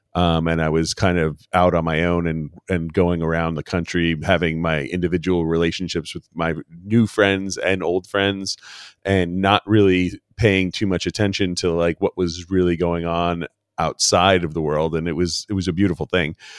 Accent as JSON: {"language": "English", "town": "New York City", "region": "New York", "country": "United States", "tie": "born or raised there", "moved": "as an adult", "said": "I grew up in New York City and spent all my, most of my life there"}